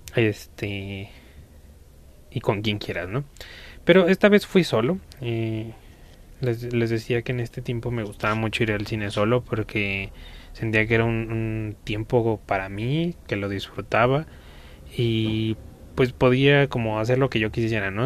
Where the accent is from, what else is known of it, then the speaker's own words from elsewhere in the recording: Mexico; aquí en mi país, que es México